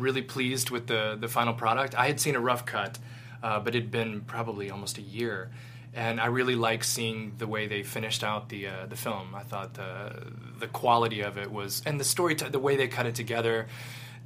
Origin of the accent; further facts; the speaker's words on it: Louisville, Kentucky, United States; moved away as an adult; I got to shoot in my hometown of Louisville, Kentucky